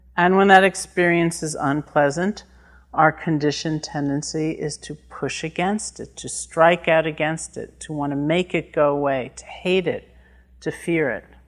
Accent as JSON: {"language": "English", "region": "New York", "country": "United States", "said": "I'm from New York"}